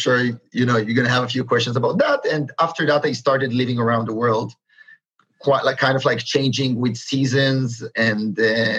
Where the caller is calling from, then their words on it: Berlin, Germany; I am calling from Berlin. That's correct.